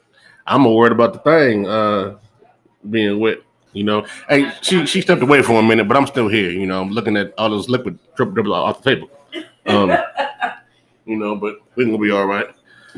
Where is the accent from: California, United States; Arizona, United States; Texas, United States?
California, United States; San Francisco; now in San Diego, United States; I'm born and raised in the Bay. Frisco stand up, Fillmore raised.